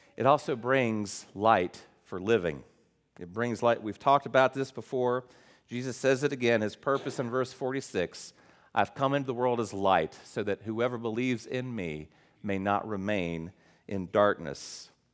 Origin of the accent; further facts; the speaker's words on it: West Virginia, United States; moved away; I'm West Virginia